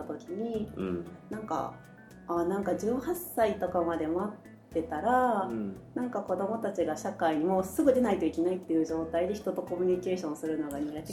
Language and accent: Japanese; Kyoto, Japan; moved away as an adult; now in Tokyo, Japan; 私はもともと京都出身で、えっと、仕事で東京に出てきても